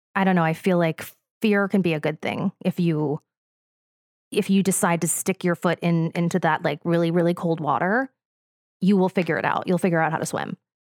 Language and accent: English; New Jersey, United States; I'm from the Rolling Hills of New Jersey